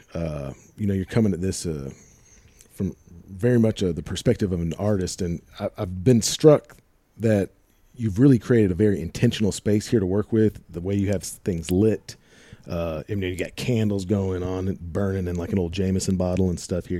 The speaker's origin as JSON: {"language": "English", "town": "St. Louis", "region": "Missouri", "country": "United States", "said": "I'm from Saint Louis"}